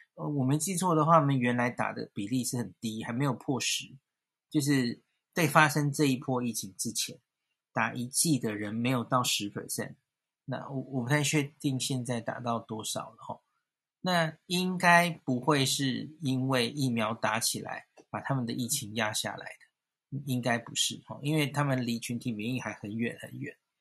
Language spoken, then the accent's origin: Chinese; Taiwan; 我们台湾人蛮多都是，就是家庭，就是多代同堂是居住在一起的